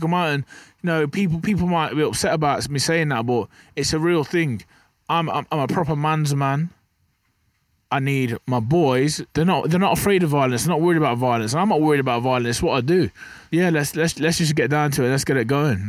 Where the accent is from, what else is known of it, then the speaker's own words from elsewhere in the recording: Burton upon Trent, West Midlands, United Kingdom; I'm from Burton on Trent, you know, pe-, people wanna Google that. It's just a small town.